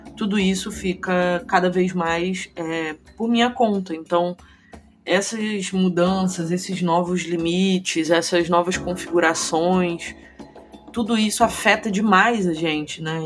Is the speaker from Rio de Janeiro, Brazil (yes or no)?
yes; Rio de Janeiro, Brazil; moved away as an adult; also born or lived in São Paulo; Agora voltei a morar no Rio de Janeiro, que é a minha cidade natal.